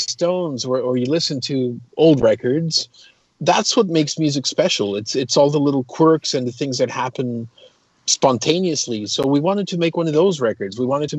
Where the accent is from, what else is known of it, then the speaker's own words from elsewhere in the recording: Toronto, Ontario, Canada; And so I lived in, I was raised in Toronto. I went to university in Toronto, started my first band there.